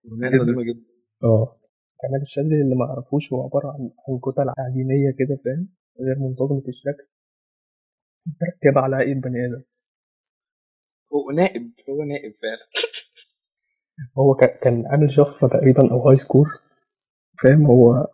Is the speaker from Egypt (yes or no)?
yes; Egypt; التابوهات عندنا في مصر